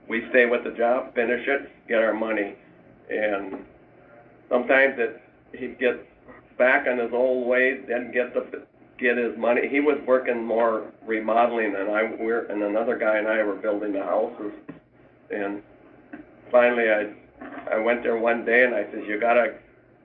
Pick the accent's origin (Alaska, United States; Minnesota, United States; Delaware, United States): Minnesota, United States; Hugo; We were born and raised in Hugo